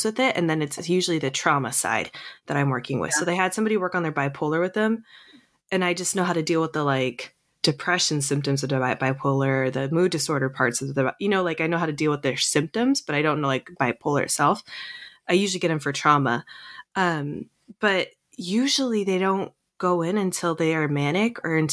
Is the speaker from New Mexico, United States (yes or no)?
no; Seattle, Washington, United States